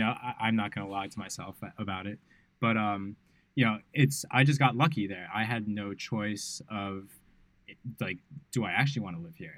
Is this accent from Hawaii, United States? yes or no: no; New York City, New York, United States; moved away as an adult; now in Bali, Indonesia; growing up in New York City